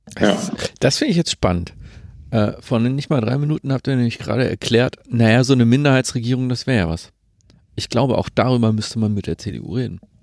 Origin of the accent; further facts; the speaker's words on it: Saxony, Germany; ich komme aus Sachsen